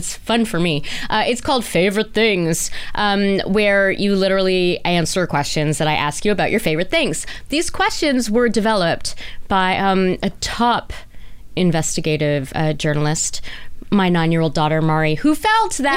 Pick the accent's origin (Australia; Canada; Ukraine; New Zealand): Canada; being Indo-Canadian and growing up in this culture